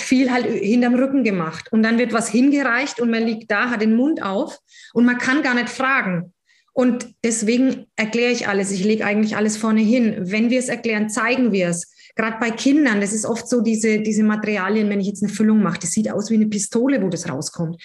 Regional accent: near Würzburg, Bavaria, Germany; also born or lived in Berlin / Gießen; ich komme aus der Nähe von Würzburg.

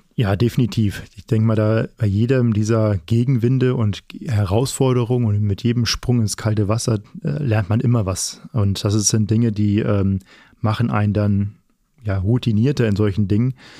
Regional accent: Flensburg, Schleswig-Holstein, Germany; now in Paderborn, Germany; komme ja selber aus Norddeutschland, ähm, gebürtiger Flensburger

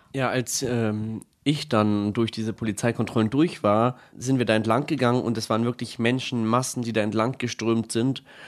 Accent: Bad Tölz, Bavaria, Germany; komme aus Bad Tölz

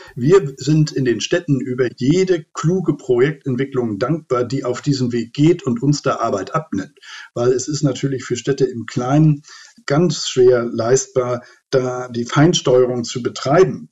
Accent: Lübeck, Schleswig-Holstein, Germany; in meiner Heimatstadt Lübeck

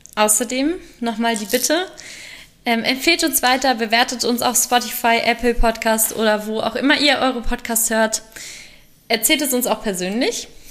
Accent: Salzgitter, Lower Saxony, Germany; Jugendwartin in meinem Heimatverein geworden und habe mich ähm, angefangen, in der Sportjugend Salzgitter zu engagieren

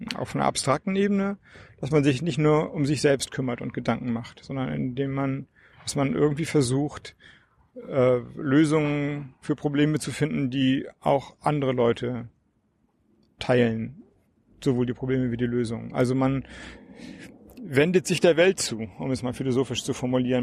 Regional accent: Flensburg, Schleswig-Holstein, Germany; ich komme ja aus Flensburg, dänische Grenze

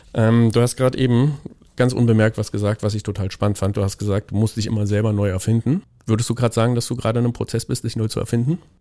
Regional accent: Thuringia, Germany; moved away; Ich komme ursprünglich aus Thüringen

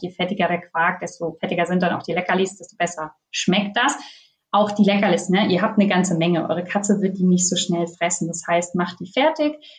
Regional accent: Northern Germany, Germany; now in Bavaria, Germany; Ich komme aus Norddeutschland

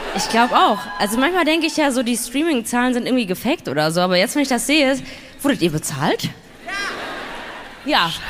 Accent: Duisburg, North Rhine-Westphalia, Germany; ich komme ja gebürtig aus Duisburg, also NRW

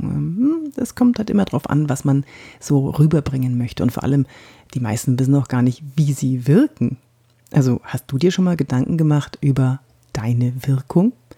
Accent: Franconia, Bavaria, Germany; accent: Franconian; also born or lived in Munich; Also ich bin Fränkin, wie du, wie du hörst. Ich bin in Frankenland aufgewachsen. Naja gut, ich bin in München geboren, bin in Franken aufgewachsen

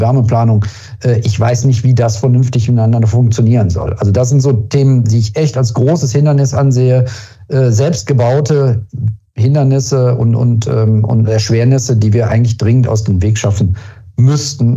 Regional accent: Germany; wir sind als Deutsche

